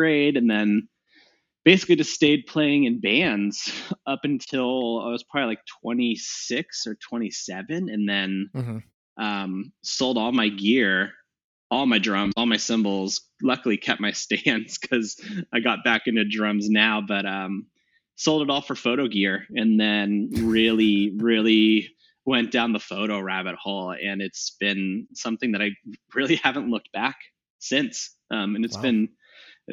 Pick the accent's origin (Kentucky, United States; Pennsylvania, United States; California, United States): California, United States; Walnut Creek; moved away as an adult; now in Seattle, United States; So I was born in the Bay Area, 1989, actually in Walnut Creek, California, which is in the East Bay, probably 20 miles out from San Francisco. Born and raised there.